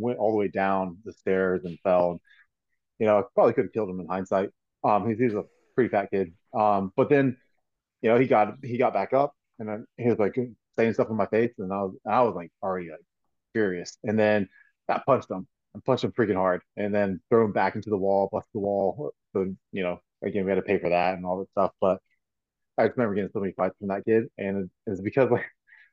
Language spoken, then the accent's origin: English; Florida, United States; I'm a born Floridian